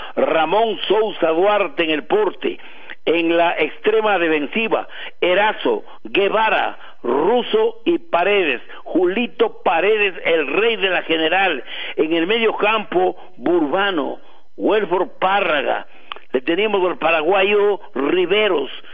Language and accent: Spanish; Tungurahua, Ecuador; en nuestra provincia de Tunguragua